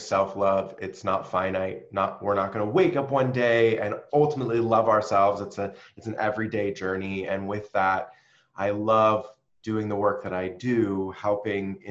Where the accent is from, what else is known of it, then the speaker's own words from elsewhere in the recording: San Diego, California, United States; moved away as an adult; also born or lived in New York City; I moved from New York City where I was living back home to San Diego